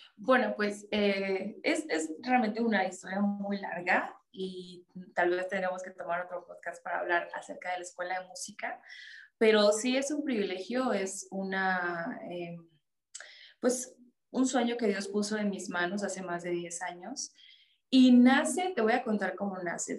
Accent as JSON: {"language": "Spanish", "country": "Mexico", "tie": "born or raised there", "said": "yo vivo aquí en México. Sí, yo nací aquí en México"}